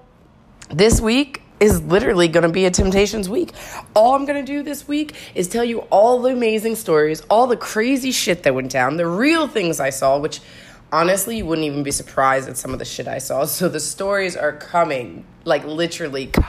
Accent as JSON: {"language": "English", "country": "United States", "said": "being an American around here"}